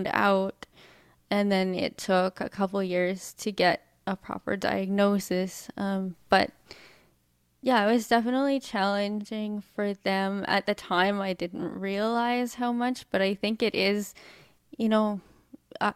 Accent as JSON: {"language": "English", "town": "Edmonton", "region": "Alberta", "country": "Canada", "tie": "born or raised there", "said": "I was born in Edmonton, Alberta, Canada"}